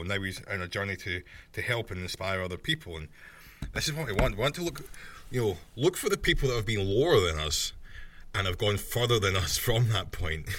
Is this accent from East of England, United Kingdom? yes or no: no; Scotland, United Kingdom; I'm Scottish